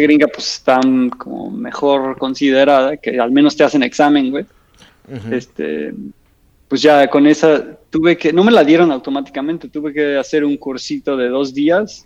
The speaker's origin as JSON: {"language": "Spanish", "country": "Mexico", "moved": "yes", "lives_now": "Switzerland", "said": "como mexicano"}